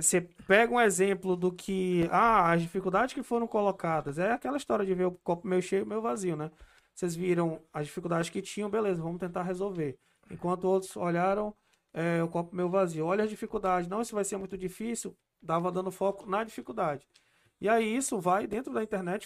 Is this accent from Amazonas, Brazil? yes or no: yes; Amazonas, Brazil; eu sou da Amazonas